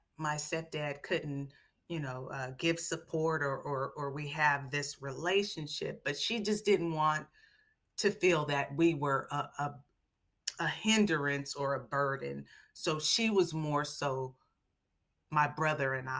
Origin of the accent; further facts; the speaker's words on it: Seattle, Washington, United States; Growing up in Seattle, full of nature, beautiful trees and lakes and rivers and water, and blackberry bushes has really grounded me from a very, very young age